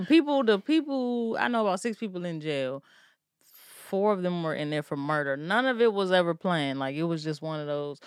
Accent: Maryland, United States; I'm from Maryland

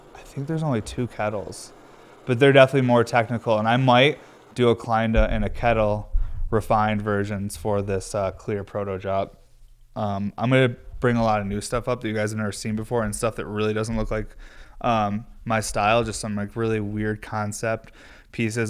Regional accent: Northeast United States, United States; I'm from the Northeast.

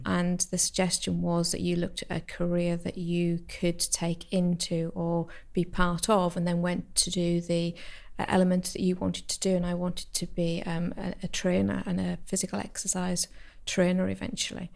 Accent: the Lake District, North West England, United Kingdom; moved away; I'm from the Lake District originally

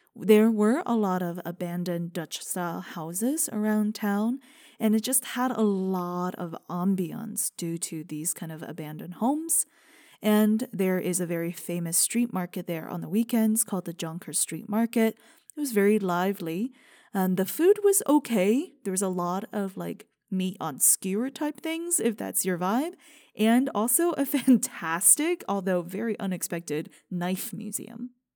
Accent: China; moved away; growing up in China

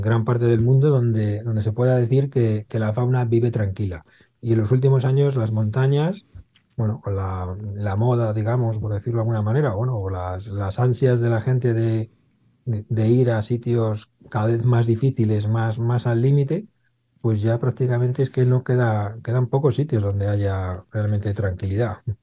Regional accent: Madrid, Community of Madrid, Spain; yo soy de Madrid, nací en Madrid, en Carabanchel

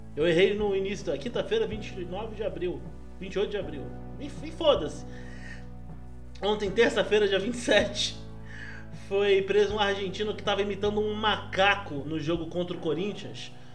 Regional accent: Brazil; eu sou brasileiro

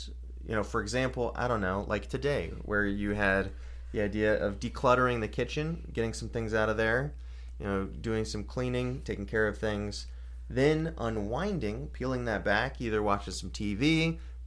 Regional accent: Georgia, United States; born and raised in Georgia

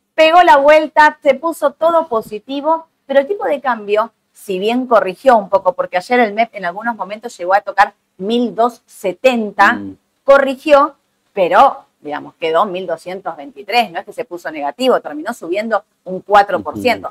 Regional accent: Argentina

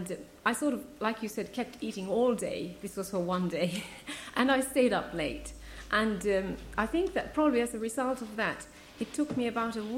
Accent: Finland; also born or lived in Ethiopia; now in Guildford, United Kingdom; Originally from Finland, but at the moment I live in Guildford

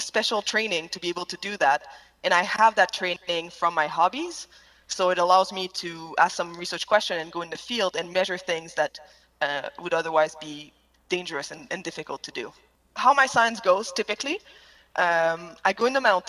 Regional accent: Quebec, Canada; English is a second language; moved away as an adult; also born or lived in Canadian Rockies; I grew up in Quebec.

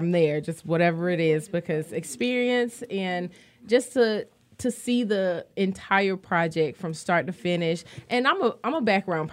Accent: Florida, United States; I'm from Florida

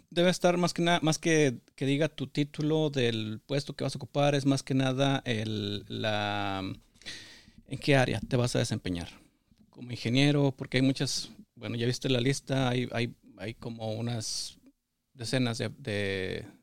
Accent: San Pedro de las Colonias, Coahuila, Mexico; moved away as an adult; now in United States; de El Retiro, Coahuila, municipio de San Pedro de las Colonias.

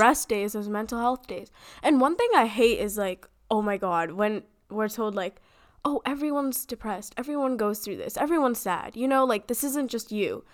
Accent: United States; We are growing up in America.

